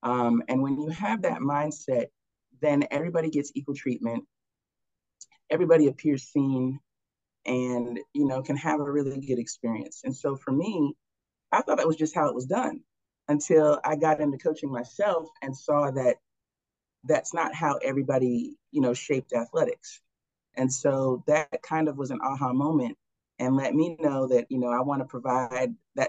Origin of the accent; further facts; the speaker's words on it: California, United States; also born or lived in Harrisonburg, Virginia / Seattle, Washington / Massachusetts; I was born in Harrisonburg, Virginia, and my family adopted me. And then we lived in Seattle, Washington. We've lived in Massachusetts, but most of my childhood was spent in California